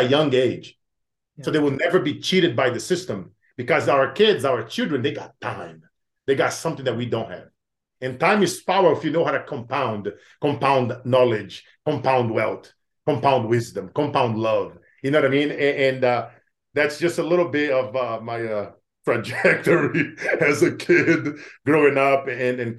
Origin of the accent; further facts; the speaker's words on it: Brazil; moved away; growing up in Brazil